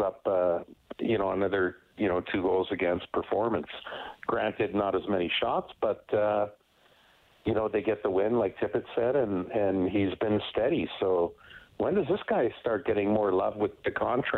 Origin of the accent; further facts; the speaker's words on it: Edmonton, Alberta, Canada; born and raised in Edmonton